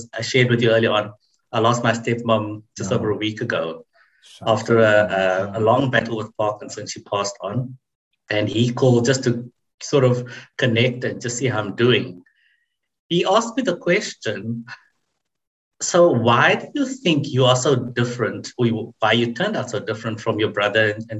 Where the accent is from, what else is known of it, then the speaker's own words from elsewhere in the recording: Boksburg, Gauteng, South Africa; moved away as an adult; also born or lived in Cape Town; I grew up born in Cape Town, but grew up in Johannesburg.